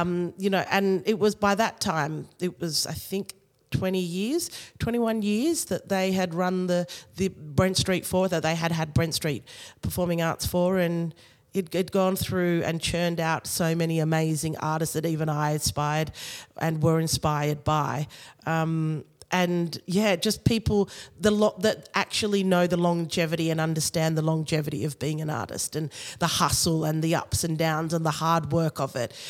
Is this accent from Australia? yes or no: yes; Australia; I was born here in Australia